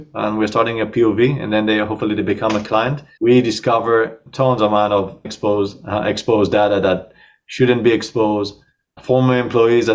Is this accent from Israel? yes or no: yes; Israel; accent: Israeli; moved away as an adult; also born or lived in New York, United States; now in Miami area, United States; I'm Israeli. But I moved here to the States 9 years ago.